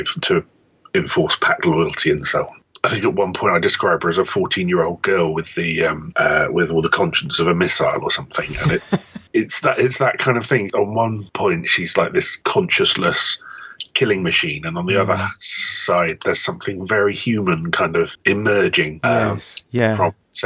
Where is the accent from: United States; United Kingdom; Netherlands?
United Kingdom; I am British